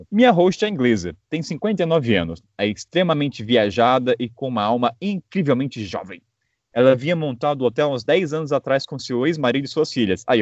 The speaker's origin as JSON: {"language": "Portuguese", "town": "Belo Horizonte", "region": "Minas Gerais", "country": "Brazil", "tie": "born or raised there", "said": "tenho 23 anos e sou natural de BH, Minas Gerais."}